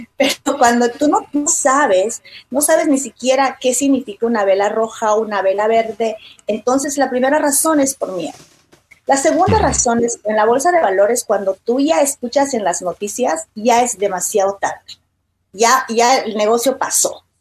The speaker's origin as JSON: {"language": "Spanish", "country": "Bolivia", "moved": "yes", "lives_now": "United States", "said": "En mi país, yo soy boliviana"}